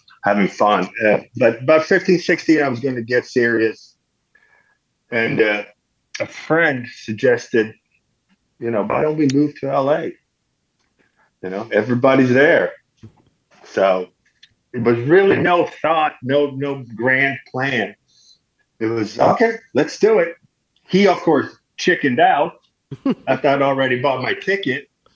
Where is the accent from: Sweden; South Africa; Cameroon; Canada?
Sweden; moved away as an adult; I grew up in Sweden in a small town.